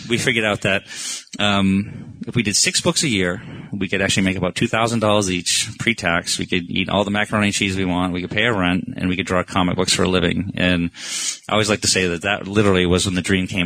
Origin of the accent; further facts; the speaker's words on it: Maine, United States; moved away; I grew up in Maine, you know, which a lot of Americans think is part of Canada, FYI